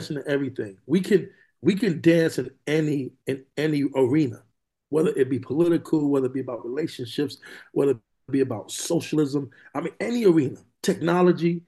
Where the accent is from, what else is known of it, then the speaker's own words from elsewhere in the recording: New York City, New York, United States; moved away as an adult; also born or lived in California; now in Moreno Valley, United States; I'm from New York City, but I live here in California now. I've been here for over 20 years now